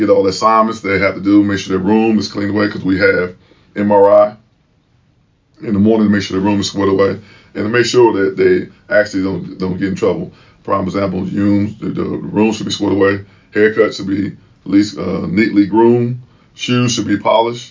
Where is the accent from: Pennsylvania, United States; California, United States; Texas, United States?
Pennsylvania, United States; Chester; moved away as an adult; from a town called Chester, Pennsylvania.